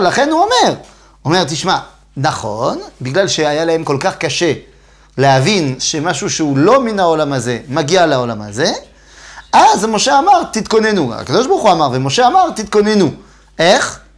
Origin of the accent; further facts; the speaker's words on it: Metz, Grand Est, France; moved away; אני בא ממץ, נכון? זה עיר, זה עיר בצפון מזרח צרפת